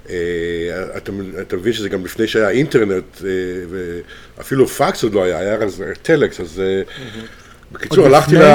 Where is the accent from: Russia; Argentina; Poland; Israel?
Israel; Herzliya, Tel Aviv District; also born or lived in Haifa / France / South America; יליד חיפה, גדלתי בגיל קטן, בגיל שנתיים בהרצליה